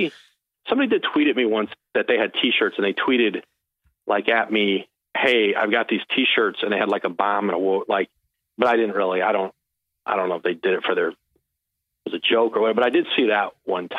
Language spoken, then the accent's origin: English; New England, United States; Like I grew up in New England and I grew up like a big Steve Grogan, Sam Bam Cuttingham.